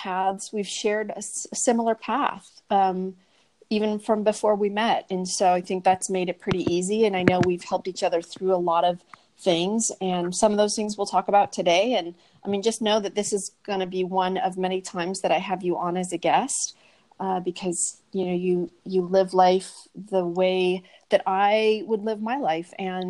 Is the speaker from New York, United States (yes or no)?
no; Portland, Oregon, United States; now in Phoenix, United States; She came from St. Louis and I came from Portland, Oregon.